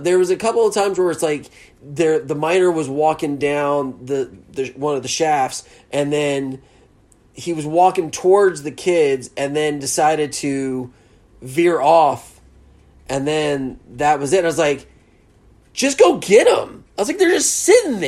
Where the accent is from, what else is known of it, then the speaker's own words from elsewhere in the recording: the South, United States; accent: Southern; I'm straight Southern.